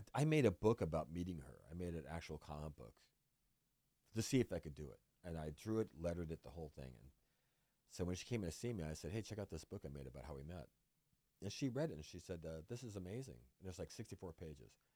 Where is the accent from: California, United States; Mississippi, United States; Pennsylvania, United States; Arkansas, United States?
California, United States; Vallejo; moved away; also born or lived in Puerto Rico; it was my hometown paper